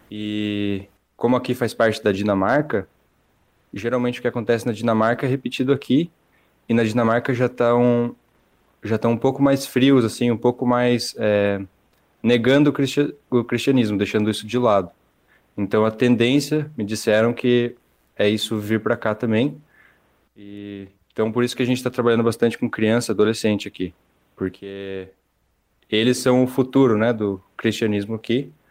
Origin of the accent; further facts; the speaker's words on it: Curitiba, Paraná, Brazil; moved away as an adult; mas eu vim de Curitiba, então, de certa forma, não é tão complicado.